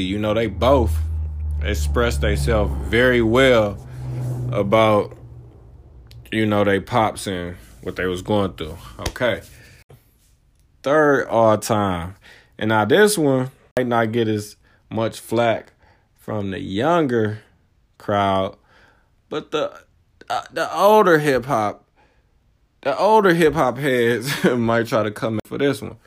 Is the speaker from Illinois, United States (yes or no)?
no; Michigan, United States; I'm from Michigan